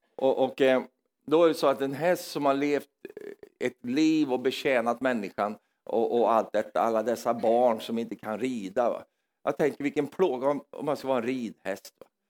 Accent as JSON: {"language": "Swedish", "region": "Norrland", "country": "Sweden", "moved": "yes", "said": "jag är från Norrland i Sverige"}